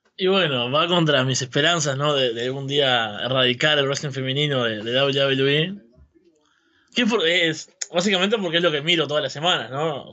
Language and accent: Spanish; Uruguay; Soy uruguayo, en Uruguay la nostalgia es como algo que tenemos arraigado completamente